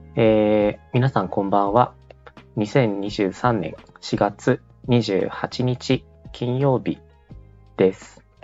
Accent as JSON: {"language": "Japanese", "region": "southern Chiba Prefecture", "country": "Japan", "tie": "born or raised there", "moved": "yes", "said": "私の田舎が千葉県の結構な南の方で結構田舎なんですけど"}